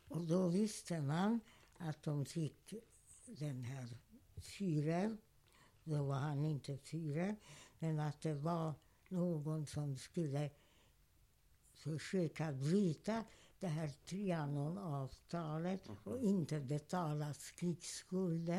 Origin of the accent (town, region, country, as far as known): Hungary; first language German; Swedish is a second language; moved away as an adult; also born or lived in Budapest